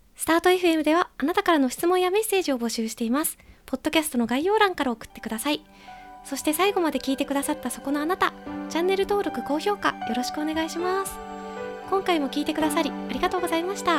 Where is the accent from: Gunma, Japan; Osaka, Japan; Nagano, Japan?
Gunma, Japan; 元々群馬県出身なので